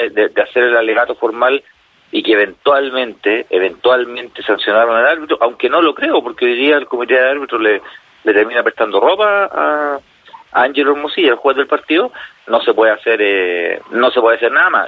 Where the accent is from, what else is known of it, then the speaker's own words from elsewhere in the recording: Chile; como chilenos